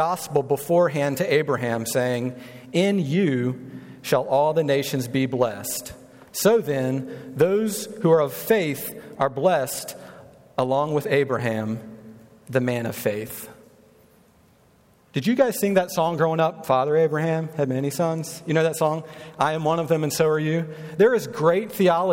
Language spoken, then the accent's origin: English; North Carolina, United States; now in Kansas City, United States; I'm from North Carolina. My wife and I are.